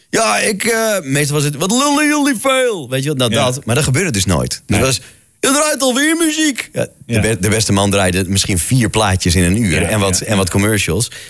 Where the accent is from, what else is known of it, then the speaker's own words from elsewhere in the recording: Friesland, Netherlands; Toen dacht ik: Ja, ja ik kom uit Friesland. We moeten iets doen met het Friese volkslied.